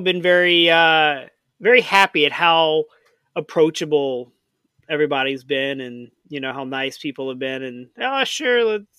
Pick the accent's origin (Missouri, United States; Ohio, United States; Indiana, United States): Missouri, United States; St. Louis; I'm from St. Louis.